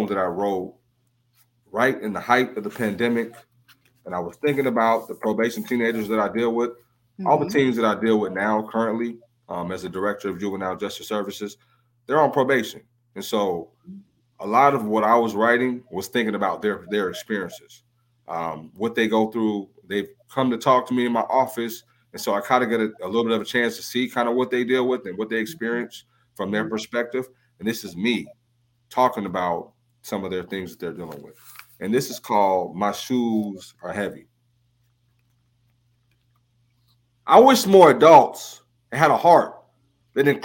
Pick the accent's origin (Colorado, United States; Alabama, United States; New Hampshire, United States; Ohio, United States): Ohio, United States; moved away as an adult; now in Indianapolis, United States; I'm originally from Ohio. So my hometown is Ohio